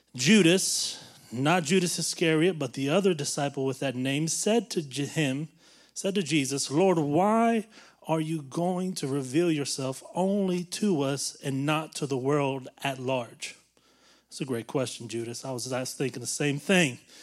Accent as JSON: {"language": "English", "region": "the South", "country": "United States", "tie": "born or raised there", "said": "we grew up in the South where everybody goes to church"}